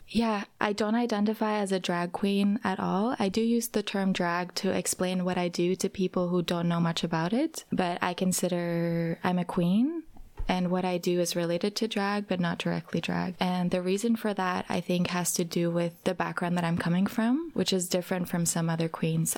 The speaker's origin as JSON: {"language": "English", "country": "Norway", "tie": "born or raised there", "also_born_or_lived": "California, United States", "moved": "yes", "lives_now": "Berlin, Germany", "said": "I grew up in Norway. I lived for a while in California"}